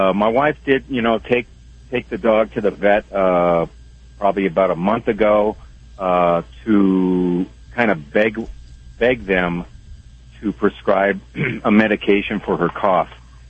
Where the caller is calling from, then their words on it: Wyoming, United States; Well, I'm truck driving here in Wyoming.